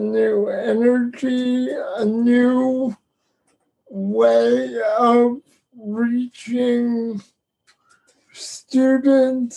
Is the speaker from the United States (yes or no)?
yes; Florida, United States; now in North Carolina, United States; I was born and raised in Florida